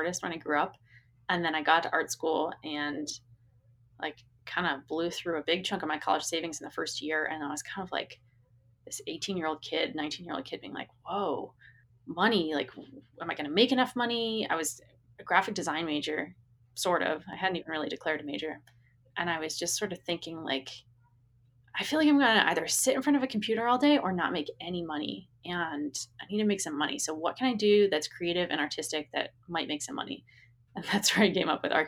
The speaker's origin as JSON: {"language": "English", "region": "Massachusetts outside of Boston", "country": "United States", "tie": "born or raised there", "said": "I grew up in Massachusetts outside of Boston"}